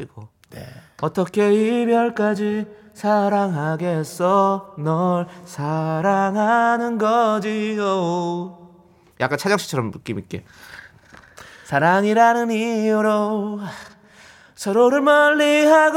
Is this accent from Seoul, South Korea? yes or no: no; Incheon, South Korea; 제 고향 인천으로 오셨으니까